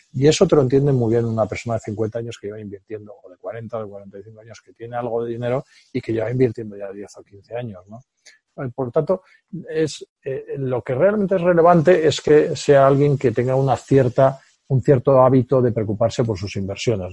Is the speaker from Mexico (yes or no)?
no; Spain